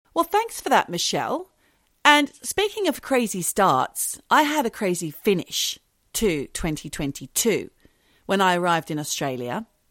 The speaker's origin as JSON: {"language": "English", "region": "London", "country": "United Kingdom", "said": "I'm a Londoner"}